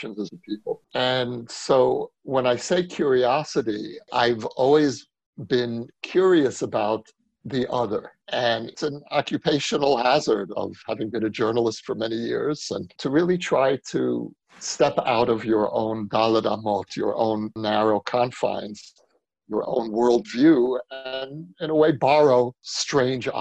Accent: New York City, New York, United States; moved away as an adult; now in Israel; I grew up in Brooklyn of the 1960s and 70s

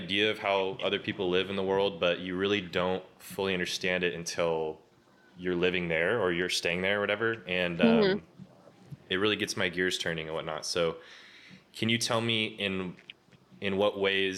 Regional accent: United States; moved away; as an American abroad

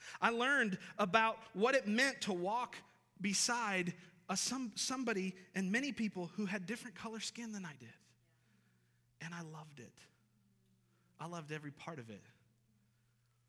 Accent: western New York, United States; now in Boone, United States; I'm not from this area, and I grew up in a city in western New York

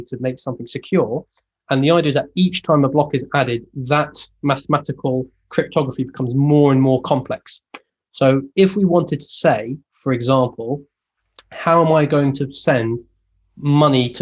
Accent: Leeds, Yorkshire and the Humber, United Kingdom; I'm from Leeds

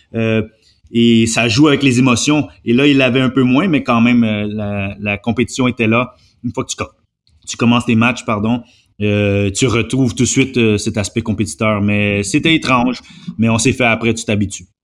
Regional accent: Montreal, Quebec, Canada; je suis né à Montréal

